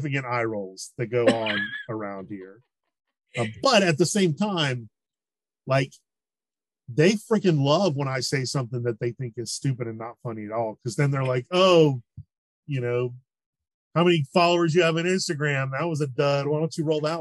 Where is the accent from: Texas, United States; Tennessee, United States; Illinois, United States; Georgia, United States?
Georgia, United States; Marietta; I grew up in Marietta right outside of town